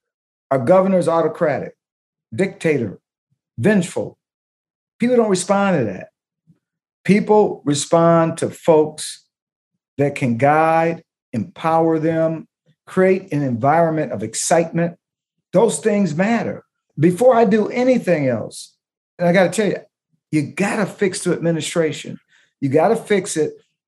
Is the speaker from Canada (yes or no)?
no; Detroit, Michigan, United States; First and foremost, I live in Detroit. I am from Detroit. I was a chief of police for 8 years in Detroit. I am branded in Detroit. Detroiters know me.